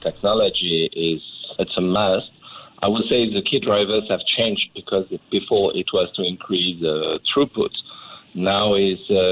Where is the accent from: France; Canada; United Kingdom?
France; moved away as an adult; now in Asia; I'm originally from France. Mm-hmm. And I moved 25 years back to Asia